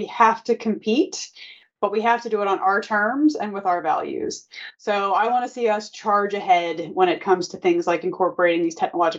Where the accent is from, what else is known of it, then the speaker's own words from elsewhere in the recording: United States; I, as an American, am so proud of my country.